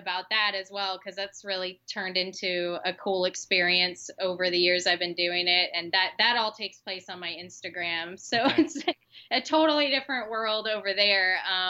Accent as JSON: {"language": "English", "town": "Orlando", "region": "Florida", "country": "United States", "tie": "born or raised there", "said": "And so I was their first city correspondent in Orlando, where I grew up. I grew up in Florida."}